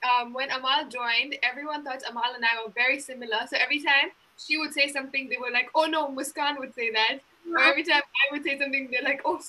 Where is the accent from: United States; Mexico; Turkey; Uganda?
Uganda; moved away as an adult; now in Montreal, Canada; I'm from Uganda